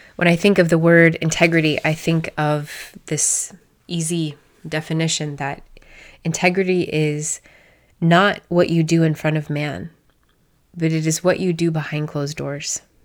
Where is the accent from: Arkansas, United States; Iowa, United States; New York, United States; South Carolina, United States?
Iowa, United States; I'm a girl from Iowa